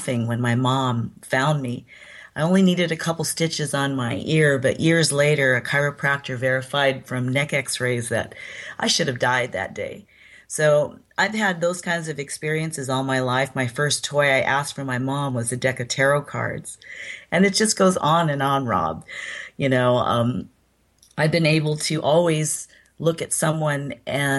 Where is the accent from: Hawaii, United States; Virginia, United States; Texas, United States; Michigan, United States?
Hawaii, United States; first language English; Raised in Hawaii when I was a little kid.